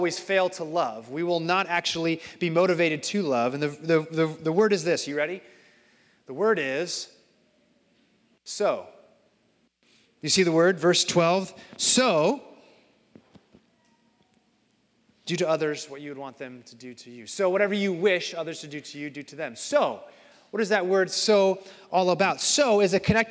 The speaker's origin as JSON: {"language": "English", "town": "Phoenix", "region": "Arizona", "country": "United States", "tie": "born or raised there", "moved": "yes", "lives_now": "Iowa, United States", "said": "I grew up in Phoenix"}